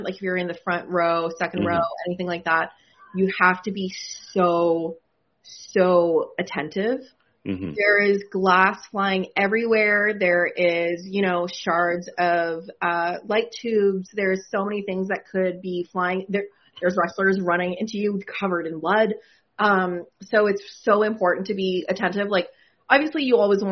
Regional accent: Canada; I'm from Canada

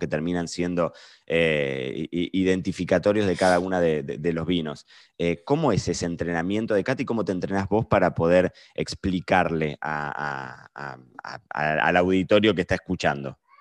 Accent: Argentina; nosotros somos argentinos

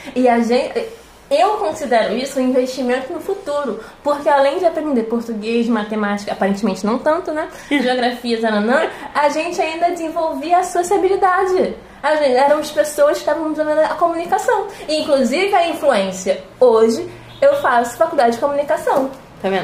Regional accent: Rio de Janeiro, Brazil; Eu tenho 22 anos, eu sou carioca

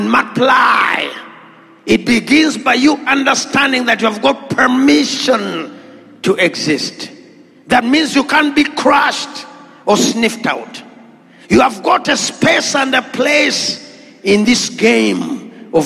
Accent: Uganda; I come from Natete Kumuara

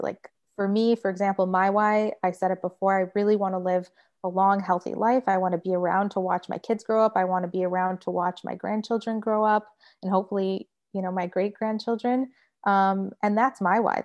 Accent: Michigan, United States; now in Florida, United States; I grew up in Michigan

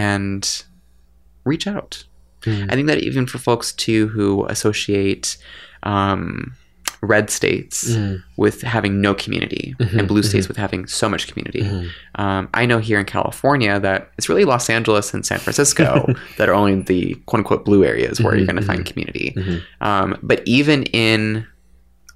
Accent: Canada; I'm Canadian

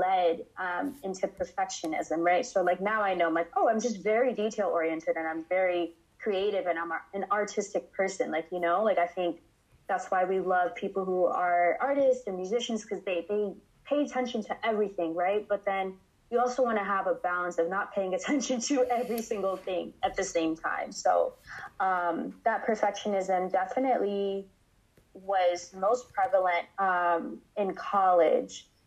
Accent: United States; I am first generation American. So my family is from West Africa, Ghana specifically.

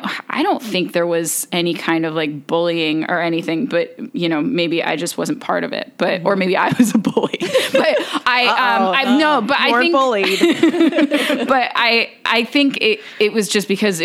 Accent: New Jersey, United States; I grew up in New Jersey, and I went to a small Catholic school from kindergarten to eighth grade

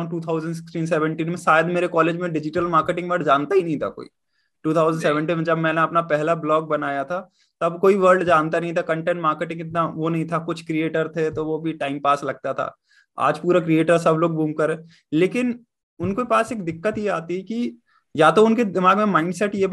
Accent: Jhansi, Uttar Pradesh, India; मैं झांसी से हूँ आप प्रयागराज से हैं

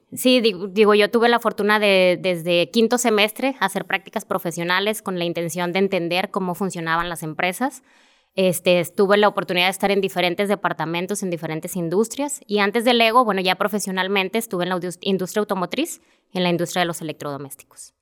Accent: Monterrey, Nuevo León, Mexico; yo soy originaria de Monterrey

